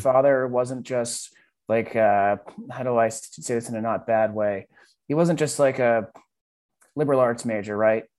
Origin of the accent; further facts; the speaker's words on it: Boston, Massachusetts, United States; growing up in Boston